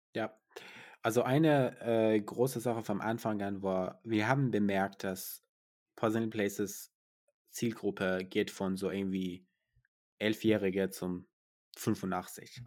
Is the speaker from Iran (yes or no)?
yes; Iran; now in Germany; Ich komme aus dem Iran